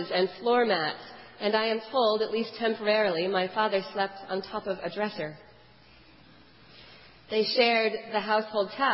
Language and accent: English; Houston, Texas, United States; I was born in Houston